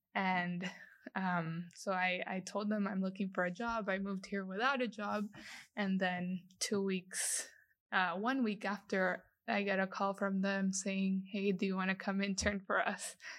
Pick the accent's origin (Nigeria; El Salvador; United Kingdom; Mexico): El Salvador; moved away as an adult; also born or lived in Lafayette, Louisiana, United States; I was born and raised in El Salvador.